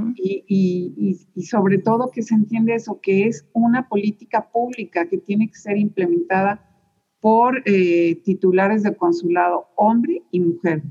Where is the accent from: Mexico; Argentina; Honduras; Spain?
Mexico; moved away as an adult; now in Houston, United States; así somos los mexicanos